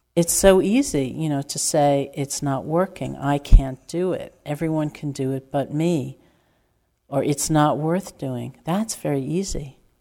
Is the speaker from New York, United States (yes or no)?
yes; New York, United States; I'm from New York